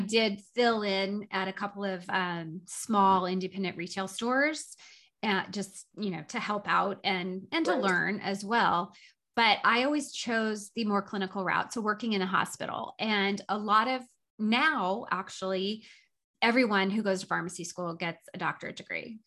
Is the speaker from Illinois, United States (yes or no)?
yes; Southern Illinois, United States; now in Doylestown, United States; I grew up in Southern Illinois in a little teeny tiny town of about 3,000 people that was a farming community.